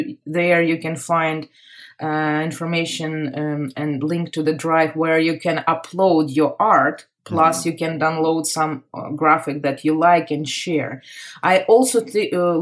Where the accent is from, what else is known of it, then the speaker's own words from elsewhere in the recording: Kharkiv, Kharkiv Oblast, Ukraine; English is a second language; moved away as an adult; also born or lived in Moscow, Russia; now in Los Angeles, United States; I am from Kharkiv. It's the second largest city in Ukraine